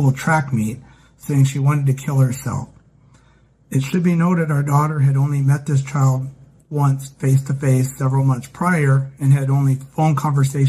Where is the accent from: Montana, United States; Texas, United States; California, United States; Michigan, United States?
Montana, United States; Glasgow; I was born in Glasgow, Montana, and have lived in Montana much of my life